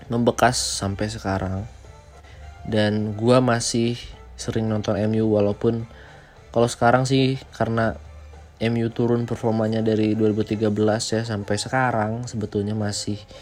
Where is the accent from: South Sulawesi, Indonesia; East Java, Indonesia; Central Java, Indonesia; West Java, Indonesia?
West Java, Indonesia; liga Indonesia gue suka Persib itu saja karena gue orang Jawa Barat